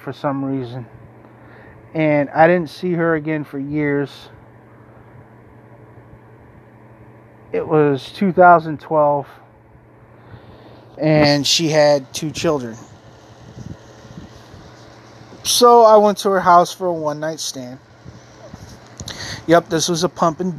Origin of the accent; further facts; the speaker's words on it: Maine, United States; also born or lived in North Carolina; I left my hometown again to move to another town in Maine